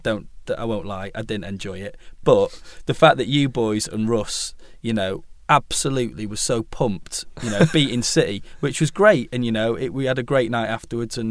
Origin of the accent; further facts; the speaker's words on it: Manchester, North West England, United Kingdom; growing up in Manchester and you're a City fan, and like, you know, 75% of your mates are Reds